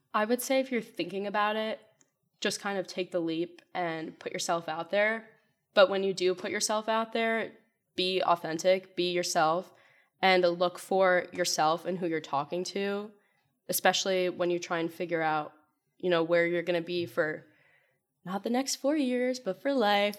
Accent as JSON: {"language": "English", "town": "Wethersfield", "region": "Connecticut", "country": "United States", "said": "I'm from Weathersfield, Connecticut, so not too far away"}